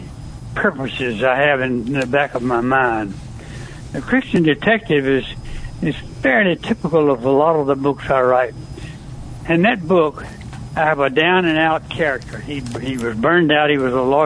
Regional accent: Mississippi, United States; moved away as an adult; also born or lived in California; I was born and raised in Mississippi.

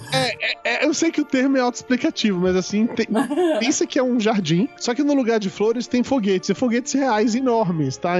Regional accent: Brazil; eu sou brasileiro

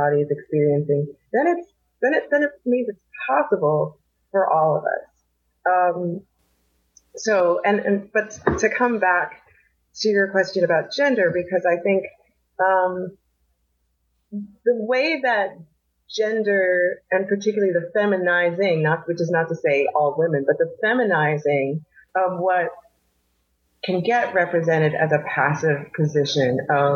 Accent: New Jersey, United States; I'm from New Jersey, worked in New York

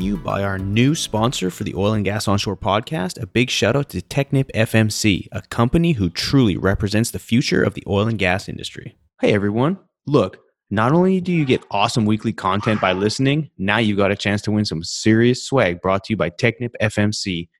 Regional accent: Vernon, British Columbia, Canada; moved away; I'm from Vernon, BC, which is a stone throw away from Van.

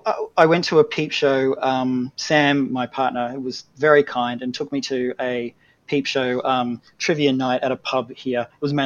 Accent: Australia; I'm also Australian

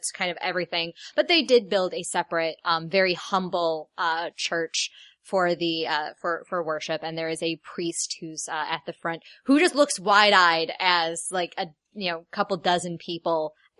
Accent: Ireland; I'm Irish. I'm allowed to say it.

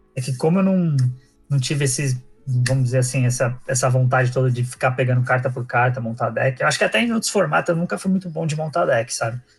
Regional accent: São Paulo, Brazil; eu sou de São Paulo, nasci aqui

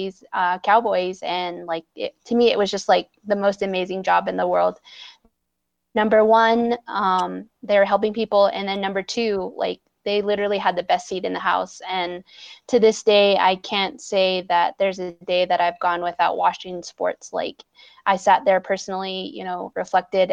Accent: Arizona, United States; I was born and raised here on the Navajo Nation

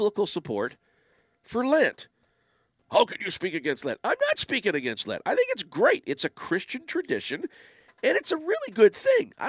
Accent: Windsor, Ontario, Canada; now in Ottawa, Canada; Windsor's my hometown

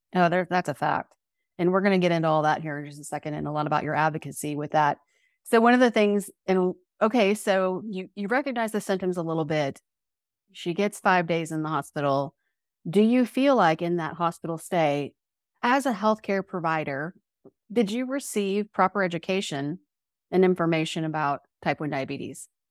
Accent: Oklahoma, United States; We, as Oklahomans

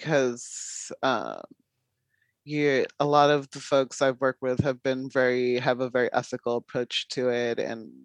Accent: Long Beach, California, United States; moved away as an adult; now in San Francisco Bay Area, United States; I'm originally from Southern California, Long Beach area, but I moved up about 8 years ago up to the Bay

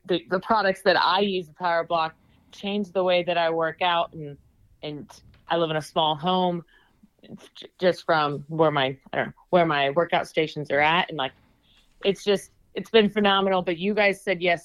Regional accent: Redlands, California, United States; moved away as an adult; also born or lived in Atlanta, Georgia / Indianapolis, Indiana / Lake Havasu, Arizona; now in Arizona, United States; I grew up in Redlands, California, the Inland Empire 909. Left when I was 19, 20 years old

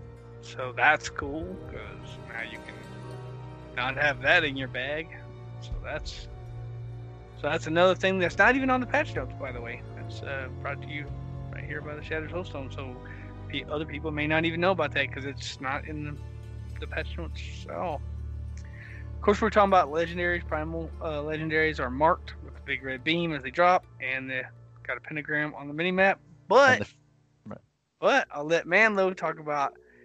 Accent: the South, United States; I'm from the South

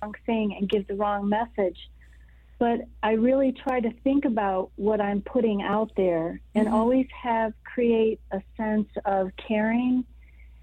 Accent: United States; As an American woman

